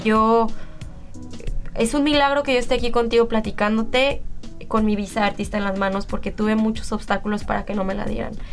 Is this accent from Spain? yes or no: no; Mexico; moved away; como mexicanos